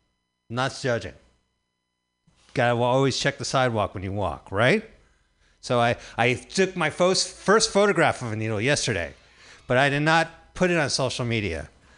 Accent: New Jersey, United States; And I grew up in New Jersey, so let me just tell you that East Coast pizza delivery robots are fucking better than fucking California pizza delivery robots.

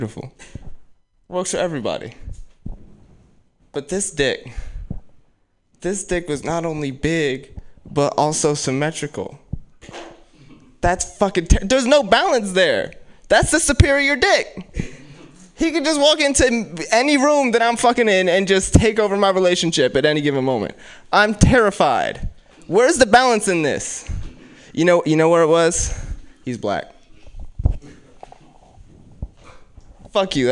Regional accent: Oakland, California, United States; I'm from West Oakland

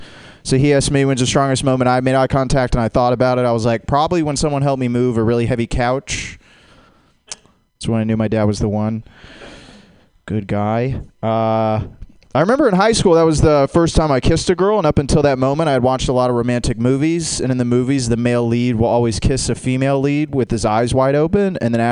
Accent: Jacksonville, Florida, United States; It's not weird, I'm from Jacksonville, Florida.

